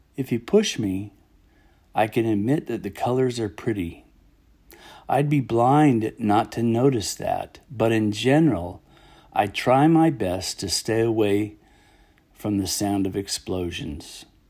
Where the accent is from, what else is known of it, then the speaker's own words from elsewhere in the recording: United States; the gift of being an American